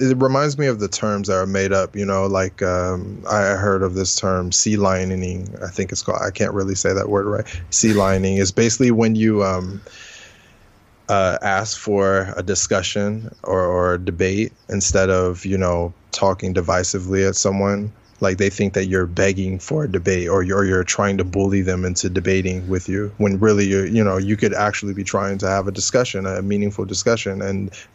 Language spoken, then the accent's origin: English; Oakland, California, United States; moved away; also born or lived in Pittsburgh; I grew up in the Bay Area, grew up in Oakland, California, moved to Pittsburgh